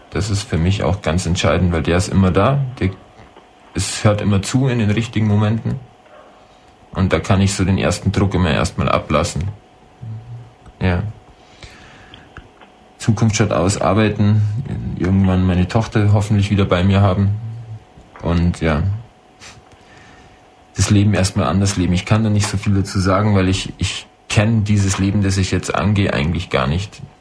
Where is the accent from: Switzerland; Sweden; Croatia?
Croatia; now in Germany; weil ich war mal 22 Monate in meiner Heimat ähm, Soldat in Kroatien im Bürgerkrieg.